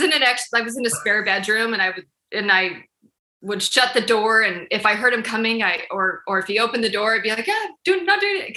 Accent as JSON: {"language": "English", "region": "Utah", "country": "United States", "moved": "as an adult", "lives_now": "Kansas City, United States", "said": "I'm originally from Utah. And then we moved here almost eight years ago to Kansas City."}